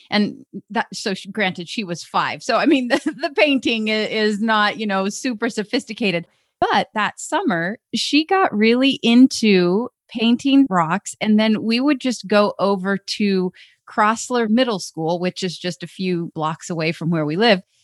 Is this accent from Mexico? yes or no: no; Alaska, United States; Growing up in Alaska, I thought our house was pretty cool because we had a sauna downstairs in our basement